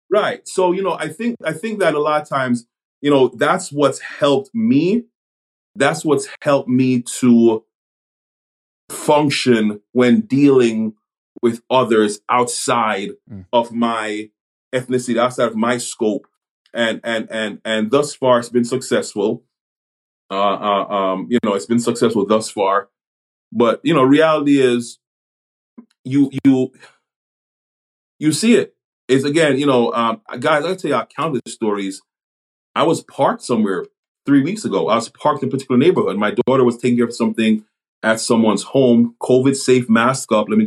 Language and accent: English; Jamaica; born there; I was born in Jamaica. I was born on the island, and you know, raised here.